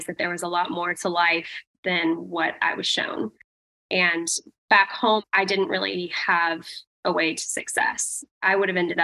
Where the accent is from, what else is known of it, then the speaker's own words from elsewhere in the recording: Vancouver, Washington, United States; also born or lived in Portland, Oregon; I grew up in the Pacific Northwest, Portland, Oregon, Vancouver, Washington is actually where I grew up.